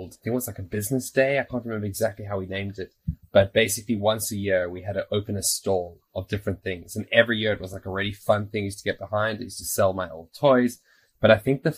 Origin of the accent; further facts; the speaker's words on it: South Africa; also born or lived in Australia; now in Israel; growing up in South Africa, moving to Australia, now moving to Israel